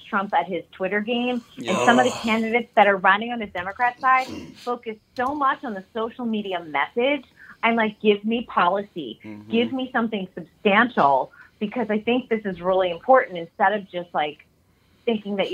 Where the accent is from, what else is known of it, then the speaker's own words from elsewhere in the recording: New England, United States; I'm from New England and there's a lot of blue bloods and old money.